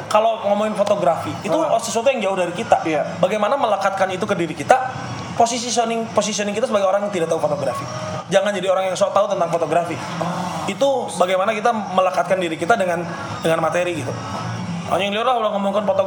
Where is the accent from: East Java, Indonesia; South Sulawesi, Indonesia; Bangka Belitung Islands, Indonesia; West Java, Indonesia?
West Java, Indonesia; Misalnya saya orang Sunda, saya melekat kesundaan saya, saya suka Persib